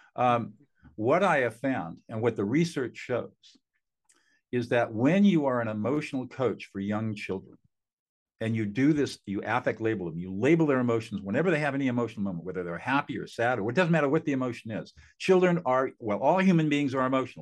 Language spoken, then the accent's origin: English; Southern California, United States; also born or lived in Hanover, New Hampshire; I grew up in Southern California in affluence